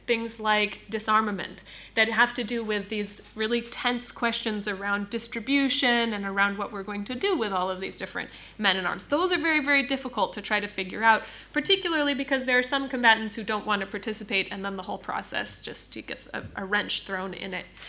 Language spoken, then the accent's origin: English; United States; I'm coming from the United States